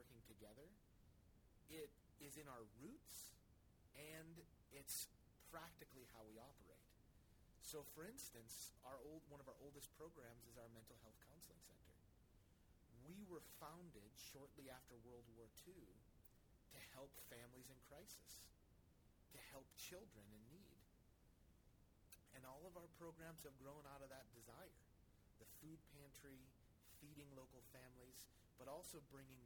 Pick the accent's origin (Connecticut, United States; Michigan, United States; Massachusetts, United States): Massachusetts, United States; Weymouth; I grew up in Weymouth